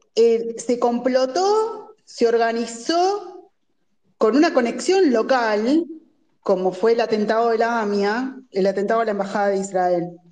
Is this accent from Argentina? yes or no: yes; Argentina; somos argentinos